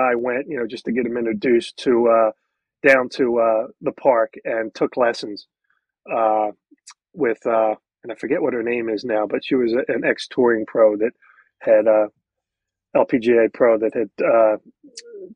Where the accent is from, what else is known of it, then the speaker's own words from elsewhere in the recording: Philadelphia, Pennsylvania, United States; Growing up in Philadelphia, you know, I wasn't exposed to the private club, you know, lifestyle